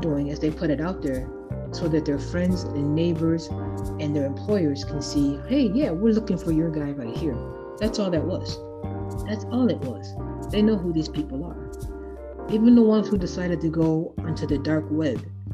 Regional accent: Chicago, Illinois, United States; now in Iowa, United States; My birth certificate says I was born in Chicago.

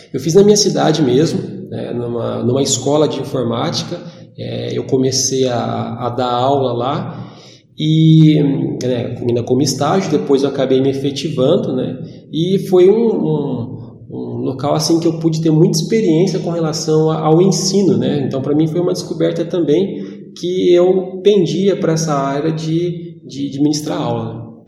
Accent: Jacarezinho, Paraná, Brazil; moved away as an adult; now in Ourinhos, Brazil; eu sou de Jacarezinho, eu estou morando aqui já vai fazer uns 15 anos

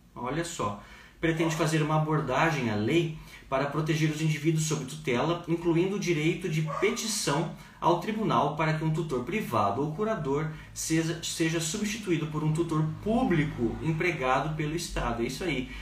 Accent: Joinville, Santa Catarina, Brazil; eu sou de Joinville

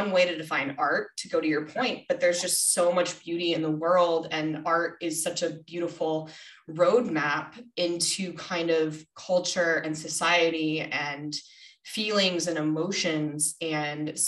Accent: Minnesota, United States; I was born in Minnesota

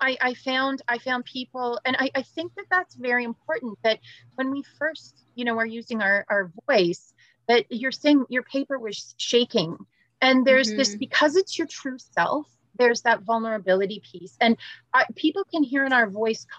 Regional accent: York Region, Greater Toronto Area, Ontario, Canada; I grew up in Northern Ontario, or I was born in Northern Ontario, but then grew up in York Region, in the GTA

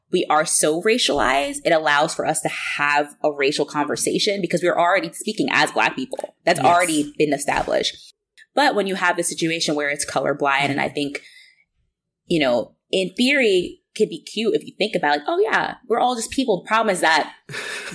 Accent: United States; navigating life there as a black person from America

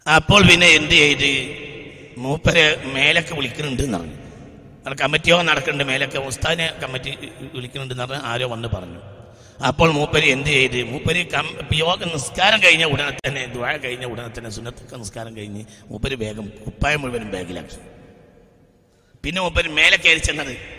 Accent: Nilambur, Kerala, India; ഞങ്ങൾ നിലമ്പൂർക്കാരാണ്

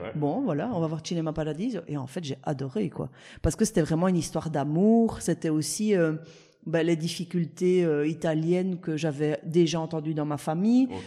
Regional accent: La Louvière, Wallonia, Belgium; à la Louvière, on a le cinéma Stuart, qui est un petit cinéma en plein, en plein centre-ville

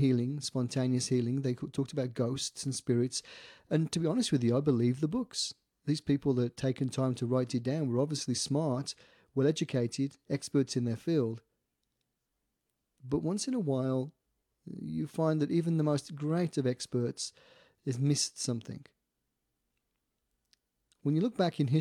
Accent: Staffordshire, West Midlands, United Kingdom; this story actually hails out of England and from my hometown in Staffordshire.

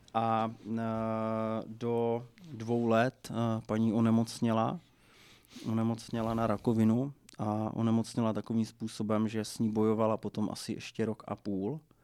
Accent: Moravia, Czechia; u nás na Moravě se eh, zavařují okurky

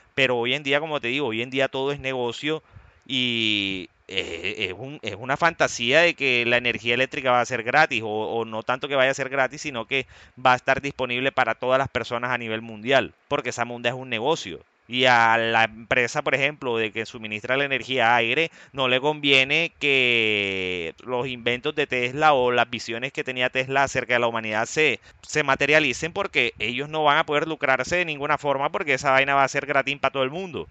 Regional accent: Colombia; yo soy colombiano

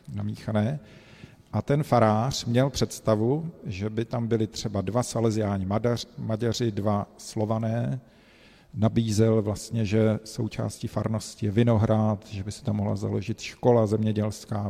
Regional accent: Brno, South Moravian Region, Czechia; moved away as an adult; now in Rome, Italy; Pocházíme tady z Brna

